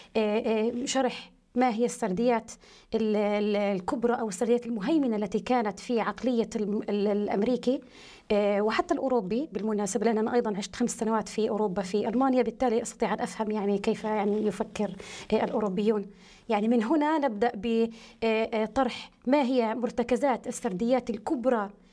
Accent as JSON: {"language": "Arabic", "country": "United States", "tie": "born or raised there", "moved": "yes", "said": "أعتبر الجيل الثاني أو الثالث من أبناء عائلتي أو أبناء قريتي الذين نشأوا في أمريكا"}